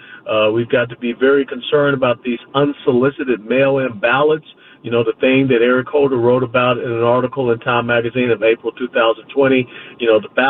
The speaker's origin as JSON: {"language": "English", "region": "Georgia", "country": "United States", "tie": "born or raised there", "said": "I was born and raised in Georgia"}